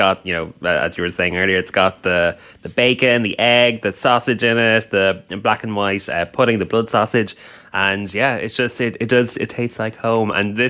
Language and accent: English; Ireland; for me as an Irish person